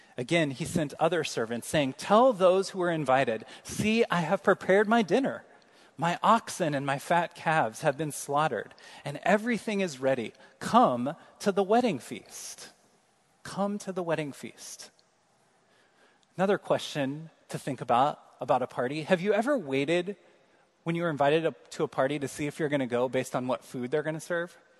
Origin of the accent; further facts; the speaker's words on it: Kansas City, Missouri, United States; moved away; I'm from Kansas City